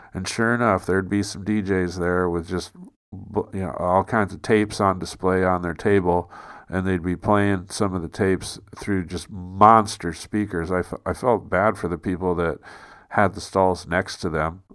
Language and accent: English; United States; moved away as an adult; also born or lived in San Francisco / London; I'm from America, dude. I'm not from here